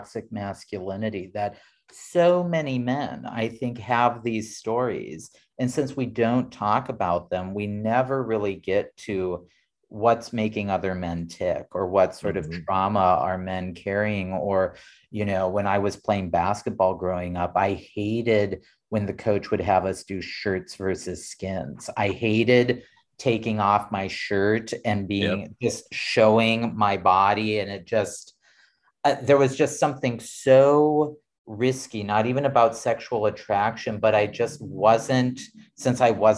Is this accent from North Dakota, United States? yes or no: yes; South Central North Dakota, United States; growing up in South Central North Dakota